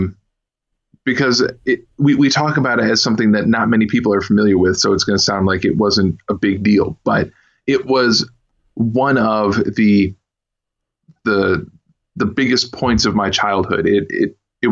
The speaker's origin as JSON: {"language": "English", "town": "Kalamazoo", "region": "Michigan", "country": "United States", "tie": "born or raised there", "said": "I was born and raised in the same city I'm in right now, which is, Kalamazoo, Michigan"}